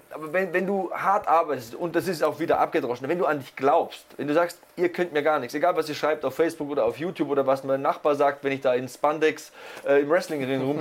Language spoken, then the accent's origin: German; East Germany, Germany; Erzählst du dem Richtigen, ich komme aus dem Osten.